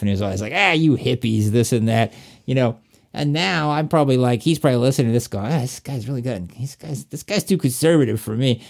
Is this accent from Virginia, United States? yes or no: yes; Appalachia, Southwest Virginia, United States; accent: Southern; moved away; also born or lived in Atlanta, Georgia; I'm from Virginia, like, Southwest Virginia in Appalachia